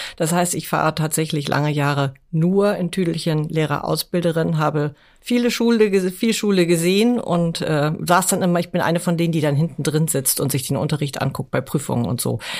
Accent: Hamburg, Germany; meine Heimat ist Hamburg

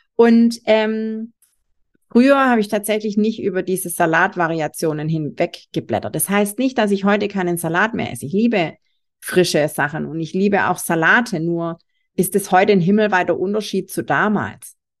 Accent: Swabia, Germany; ich bin selber Schwabe

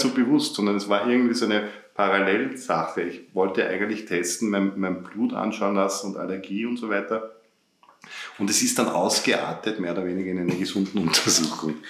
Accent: Upper Austria, Austria; also born or lived in Vienna; ich in Oberösterreich aufgewachsen bin

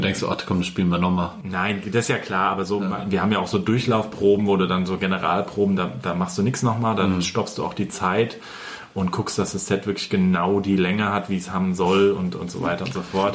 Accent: Hesse, Germany; bei uns in Hessen

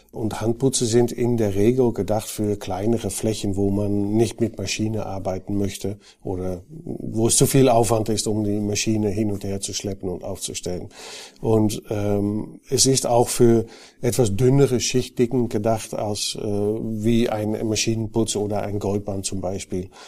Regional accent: Netherlands; now in Germany; die hören bestimmt, dass ich kein gebürtiger Bayer bin. Ich bin Holländer, ähm, war auch bei Knauf in Holland tätig

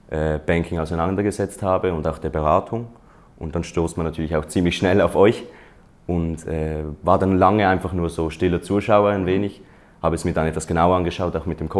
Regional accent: Switzerland; ich komme aus der Schweiz

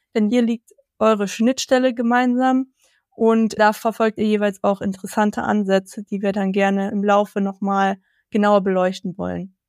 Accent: Wolfsburg, Lower Saxony, Germany; in Wolfsburg gearbeitet hast, wo ich aufgewachsen bin

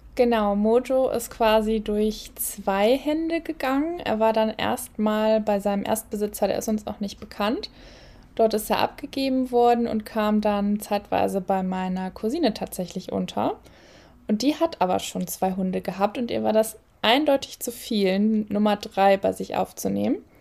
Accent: Cologne, North Rhine-Westphalia, Germany; moved away as an adult; now in Solingen, Germany; Wir sind tatsächlich gebürtige Kölner beide

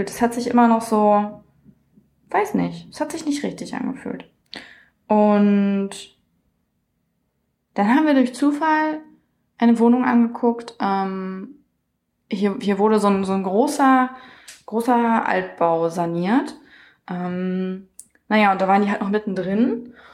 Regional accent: Saxony-Anhalt, Germany; wir kommen nicht ursprünglich aus Magdeburg, aber sehr, sehr viel von unserer Familie wohnt hier in Magdeburg. Und der Rest ist nicht so weit weg, also wir kommen schon ursprünglich aus Sachsen-Anhalt.

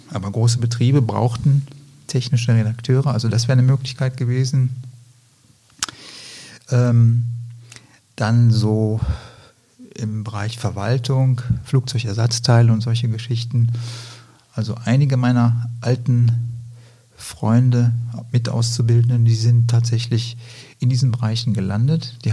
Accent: Lower Saxony, Germany; also born or lived in Greece; Aufgewachsen bin ich in Griechenland, in Deutschland, später dann auch. Ich habe in, in Deutschland 1985 mein Abitur gemacht in der Nähe von Hamburg, südlich von Hamburg, in Niedersachsen.

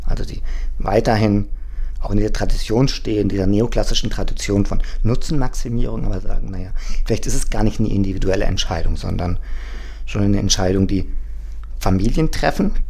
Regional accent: Germany; also born or lived in Mexico; now in Berlin, Germany; Ich bin ja, gut, als Deutscher in Berlin kein Migrant

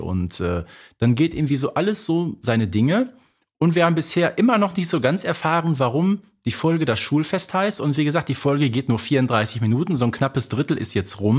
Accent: Herten, North Rhine-Westphalia, Germany; bei mir in meiner Heimatstadt einen, einen berühmten Sportler, der hieß Bonis Piontek und nach dem ist in Herten äh, nämlich eine Straße benannt

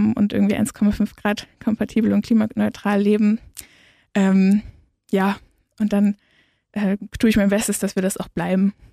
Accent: Bremen, Germany; now in Ulm, Germany; ich komme ursprünglich aus Bremen und bin da auch in einer relativ ähm, linken Gruppe gewesen, jetzt hier in Ulm auch genauso.

